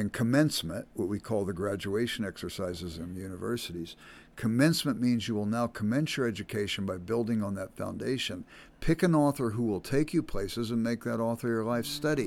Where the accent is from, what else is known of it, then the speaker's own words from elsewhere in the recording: Los Angeles, California, United States; I grew up in South Central Los Angeles.